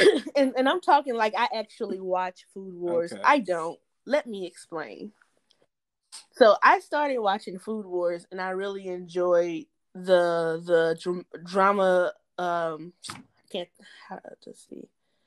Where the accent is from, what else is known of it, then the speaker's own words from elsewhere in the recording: United States; I am from the United States of America